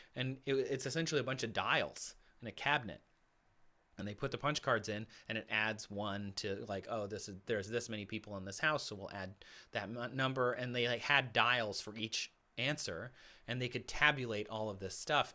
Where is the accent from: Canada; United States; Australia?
United States; Michigan; now in Los Angeles, United States; my family's in Michigan still in the house I grew up in, my parents.